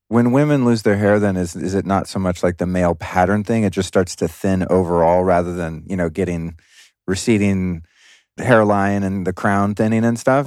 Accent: Los Angeles, California, United States; moved away as an adult; now in Texas, United States; my original home city of Los Angeles

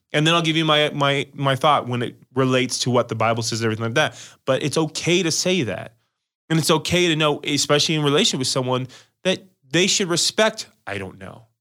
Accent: Las Vegas, Nevada, United States; I'm from Las Vegas

